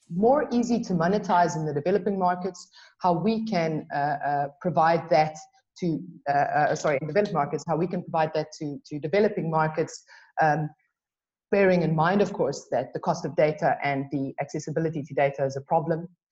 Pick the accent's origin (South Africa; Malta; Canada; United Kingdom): South Africa; I'm South African